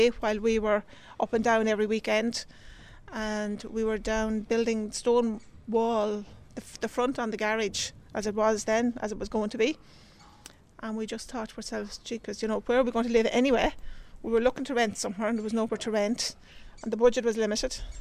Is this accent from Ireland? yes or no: yes; County Westmeath, Leinster, Ireland; moved away as an adult; also born or lived in County Kildare; We're originally from County Westmeath.